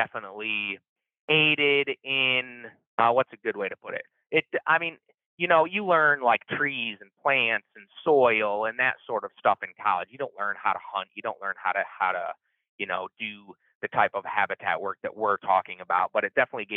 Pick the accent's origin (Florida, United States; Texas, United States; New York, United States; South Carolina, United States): New York, United States; Finger Lakes area of upstate; moved away as an adult; also born or lived in South Central Minnesota; now in Minnesota, United States; I grew up in the Finger Lakes area of upstate New York